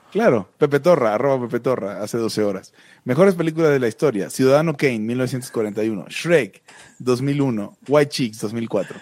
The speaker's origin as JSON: {"language": "Spanish", "country": "Mexico", "said": "yo soy un mexicano de segunda categoría"}